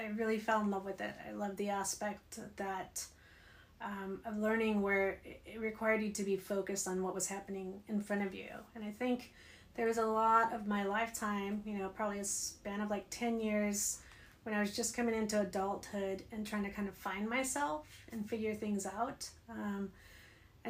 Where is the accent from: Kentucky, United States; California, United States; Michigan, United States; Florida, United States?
California, United States; Bakersfield; moved away as an adult; also born or lived in Los Angeles / Kansas City / Ohio; now in Carlsbad, United States; I'm originally from Southern California, from the Valley, Bakersfield. Born and raised there